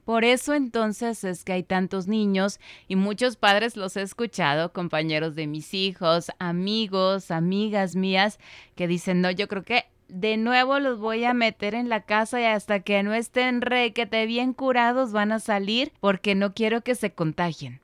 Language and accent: Spanish; Ecuador; aquí en nuestro país, en Ecuador